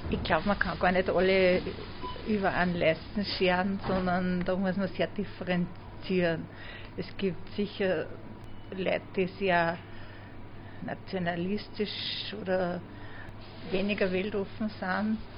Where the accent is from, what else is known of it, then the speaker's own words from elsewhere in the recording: Linz, Upper Austria, Austria; wir sind aus Österreich, aus Linz